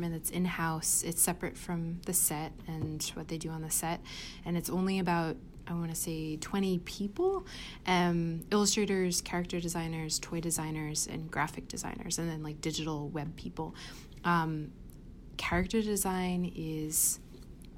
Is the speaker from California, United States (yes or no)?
no; Reading, Pennsylvania, United States; moved away; I grew up in Pennsylvania